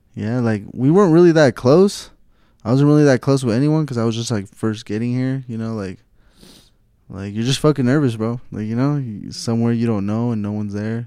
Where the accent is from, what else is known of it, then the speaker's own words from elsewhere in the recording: Stockton, California, United States; I'm from North California, Stockton, California